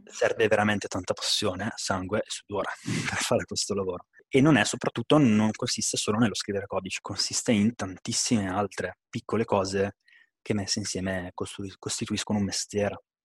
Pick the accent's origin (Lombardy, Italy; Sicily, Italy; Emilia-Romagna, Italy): Lombardy, Italy; Bergamo; sono di Bergamo